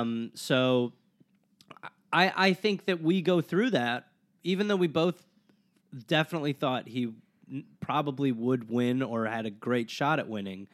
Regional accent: Wisconsin, United States; I grew up in Wisconsin

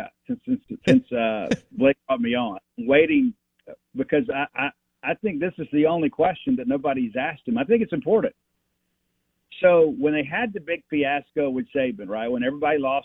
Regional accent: Mississippi, United States; we grew up in Mississippi

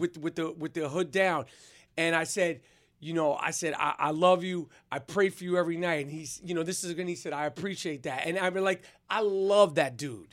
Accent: New York, United States; accent: New York; my New York accent

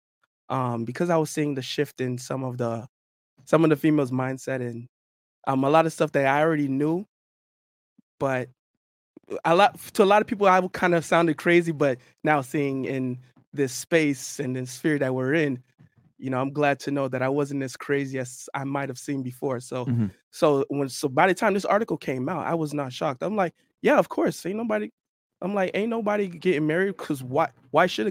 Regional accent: North Miami, Florida, United States; I'm actually was born and raised in North Miami, Florida

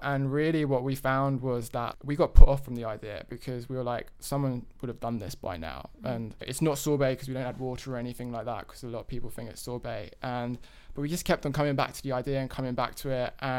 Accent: London, United Kingdom; accent: London; now in United States; we are originally from London, if you can't tell from the accent.

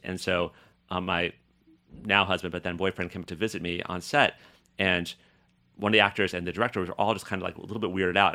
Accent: Boulder, Colorado, United States; moved away; also born or lived in Paris; growing up in Boulder, Colorado

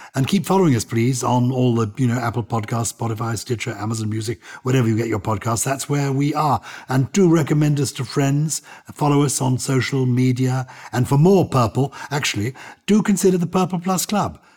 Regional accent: England, United Kingdom; accent: English; my English accent

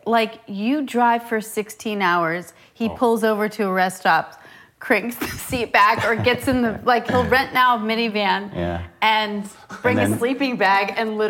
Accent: Topanga Canyon, California, United States; I grew up here. Yeah. I grew up in Topanga Canyon, but I grew up going to Traverse City, Michigan, since I was five to visit my grandparents every summer.

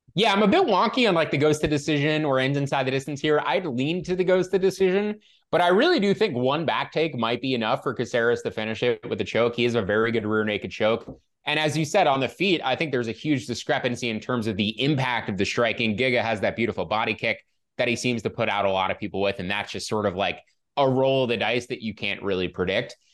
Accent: Northeast, United States; I'm from the Northeast

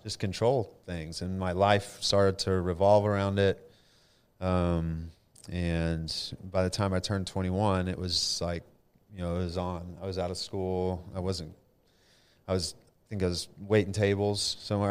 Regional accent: Denton, Texas, United States; also born or lived in Flower Mound, Texas; I was born in Denton, Texas, so local boy

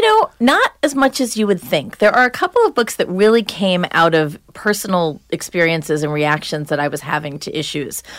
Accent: Long Island, New York, United States; now in New Hampshire, United States; I was from Long Island. I grew up in the suburbs.

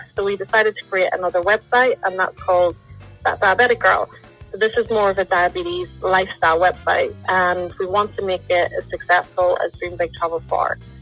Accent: Lisburn, Northern Ireland, United Kingdom; I'm from Lisburn, Northern Ireland

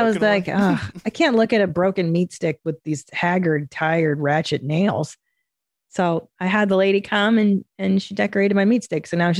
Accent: Midwest, United States; I'm from the Midwest, deer hunter, not uncommon around here.

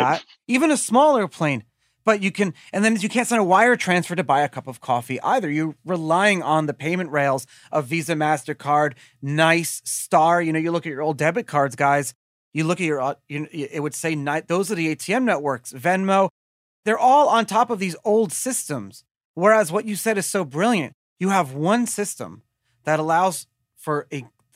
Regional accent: United States; I'm an American.

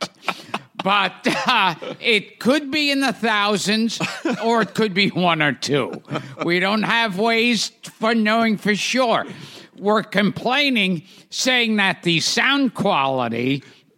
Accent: New York City, New York, United States; I was born in Coney Island.

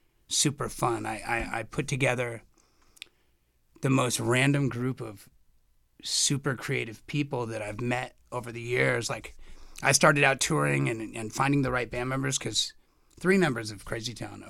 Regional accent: Los Angeles, California, United States; I grew up in West L.A.

